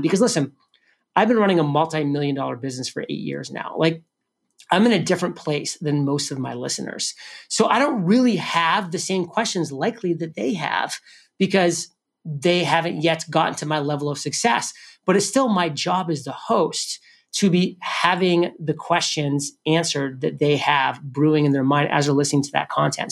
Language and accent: English; New England, United States; I'm from New England